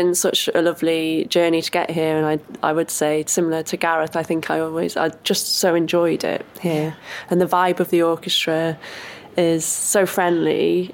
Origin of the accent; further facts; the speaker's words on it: Wrexham, Wales, United Kingdom; moved away as an adult; also born or lived in Nottingham / Liverpool; now in London, United Kingdom; in Wrexham in my hometown